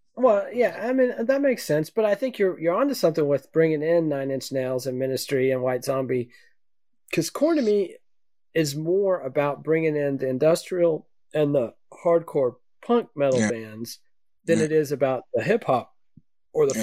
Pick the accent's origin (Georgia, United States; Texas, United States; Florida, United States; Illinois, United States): Texas, United States; I'm from Texas